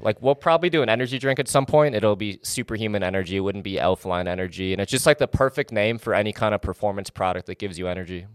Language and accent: English; Wisconsin, United States; now in Los Angeles, United States; I basically grew up in Wisconsin